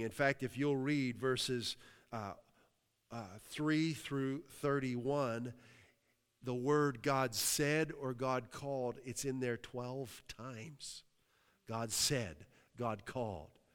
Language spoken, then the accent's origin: English; New Castle, Pennsylvania, United States; now in Massachusetts, United States; I came from a, a town, Newcastle, P A, uh, amazing city